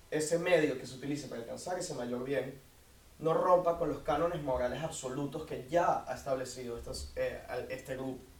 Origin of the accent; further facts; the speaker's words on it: Caracas, Capital District, Venezuela; eh, soy de Caracas, Venezuela.